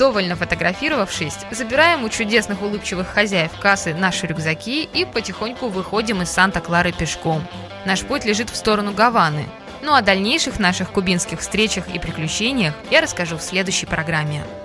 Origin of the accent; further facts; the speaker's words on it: Russia; мы из России